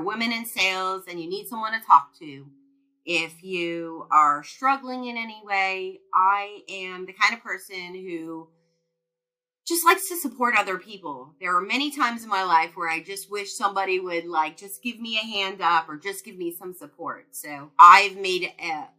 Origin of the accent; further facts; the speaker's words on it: New York, United States; moved away; I'm originally from New York